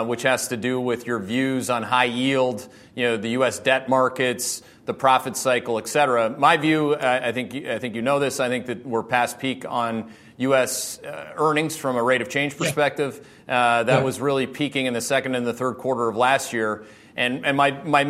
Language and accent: English; Canada; now in United States; I'm a Canadian